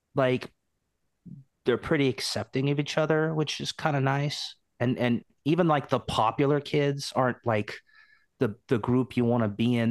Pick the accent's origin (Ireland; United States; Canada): United States; Portland, Oregon; I'm from Portland